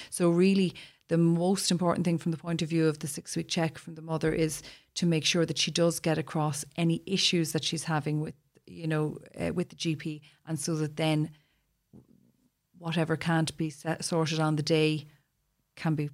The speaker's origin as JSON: {"language": "English", "country": "Ireland", "said": "We're Irish"}